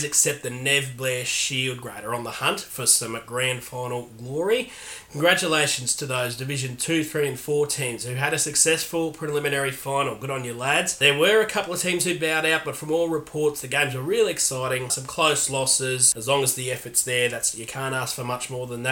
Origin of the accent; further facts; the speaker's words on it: Stanthorpe, Queensland, Australia; growing up in Stanthorpe